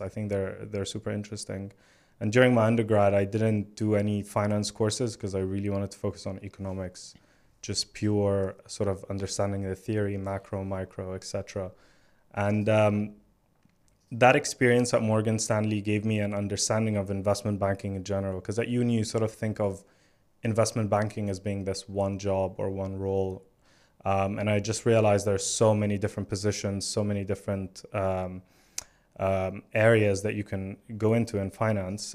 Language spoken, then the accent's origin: English; Alexandria, Alexandria Governorate, Egypt; moved away as an adult; now in London, United Kingdom; I was born in Alexandria in Egypt, which is a coastal city by the Mediterranean. And, um, I, I loved growing up there.